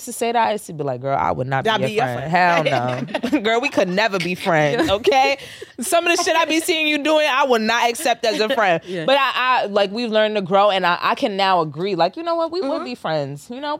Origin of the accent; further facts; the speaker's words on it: United States; I'm just American. I don't be like, oh, mom, my dad's American and my mom's from Trinidad.